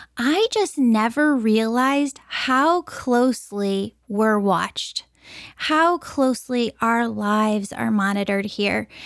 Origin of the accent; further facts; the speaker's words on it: Chicago, Illinois, United States; I'm from the Chicagoland area